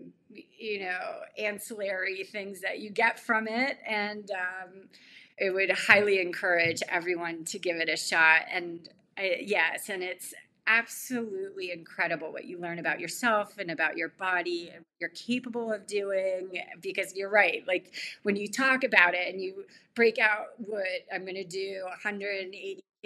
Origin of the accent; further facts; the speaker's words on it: California, United States; growing up in California